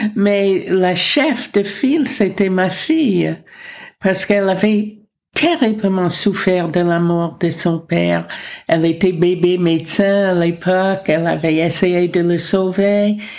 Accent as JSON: {"language": "French", "country": "United States", "also_born_or_lived": "France", "moved": "as an adult", "lives_now": "Paris, France", "said": "je suis américaine, mais je suis française depuis 54 ans"}